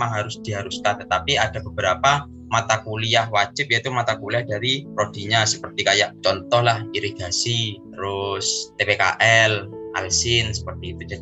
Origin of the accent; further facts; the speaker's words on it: Situbondo, East Java, Indonesia; Asal saya dari Situ Bondo, dan saya merupakan angkatan mahasiswa tahun 2018.